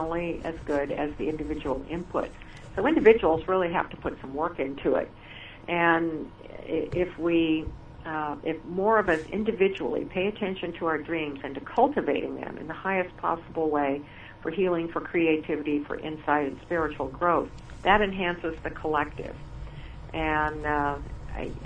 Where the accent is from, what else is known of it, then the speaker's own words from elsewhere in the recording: Seattle, Washington, United States; moved away; I grew up in Seattle, and I love the city